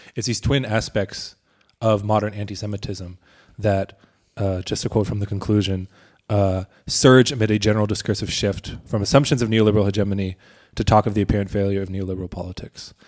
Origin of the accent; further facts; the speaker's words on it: United States; moved away; as an American